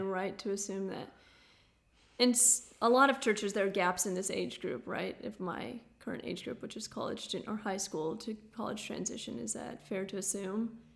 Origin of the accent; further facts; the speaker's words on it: United States; also born or lived in South Dakota; being an American